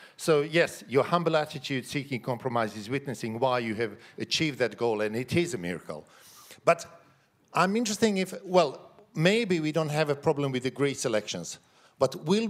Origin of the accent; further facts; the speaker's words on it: Sarajevo, Federation of Bosnia and Herzegovina, Bosnia & Herzegovina; now in Sweden; I'm the member of the parliament from Sweden, even though I was born in Balkans, in Sarajevo